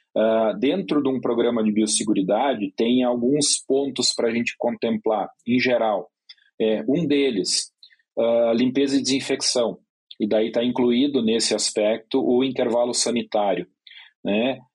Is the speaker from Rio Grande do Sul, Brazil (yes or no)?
yes; Rio Grande do Sul, Brazil; moved away; eu venho lá do sul, do Rio Grande do Sul